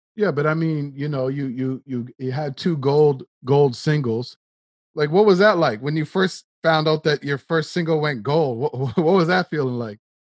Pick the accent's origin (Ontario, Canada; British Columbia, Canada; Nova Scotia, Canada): Nova Scotia, Canada; you and I grew up in Nova Scotia, Canada, which is like the east coast of Canada